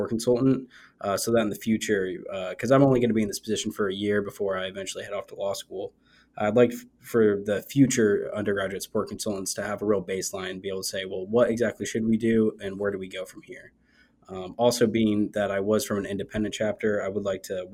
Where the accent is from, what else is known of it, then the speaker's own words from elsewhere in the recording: Port St. Lucie, Florida, United States; I'm originally from Port St. Lucie, Florida